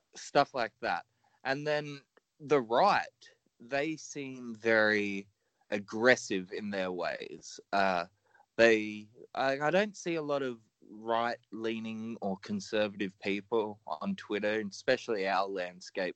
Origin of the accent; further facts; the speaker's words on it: Australia; I'm Australian